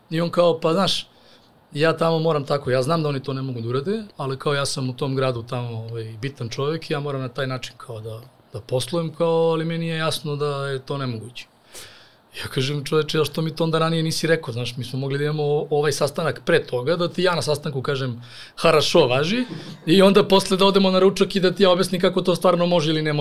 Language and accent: Croatian; Serbia; mi Srbi